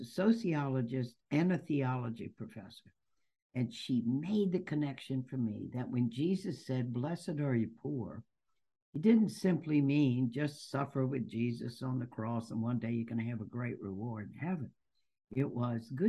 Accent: Baton Rouge, Louisiana, United States; also born or lived in New Orleans; Louisiana. Maybe you can pick it up in my accent. Been here all of my life, actually. And grew up in Baton Rouge, then moved to New Orleans

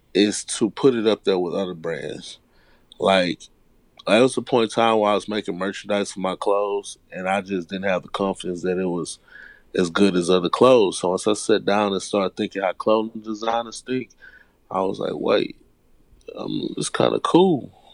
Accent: Houston, Texas, United States; I was born and raised in Houston. I was born and raised on the South Side

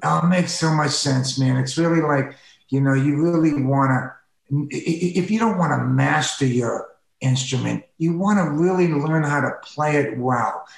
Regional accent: East Coast, United States; now in Los Angeles, United States; I grew up with them on the East Coast

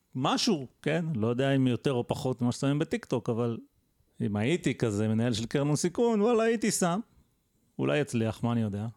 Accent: Israel; בתור ישראלי

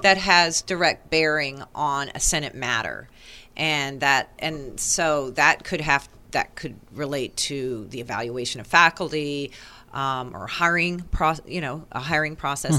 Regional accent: East Coast, United States; moved away; I'm from the East Coast

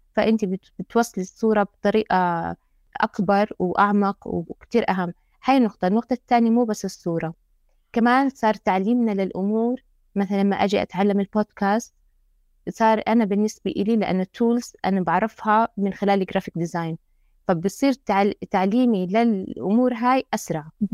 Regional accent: Jordan; إحنا عنا في الأردن

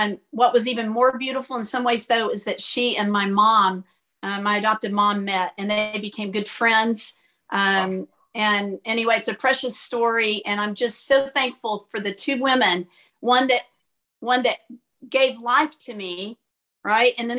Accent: Fort Worth, Texas, United States; Grew up in the Fort Worth area

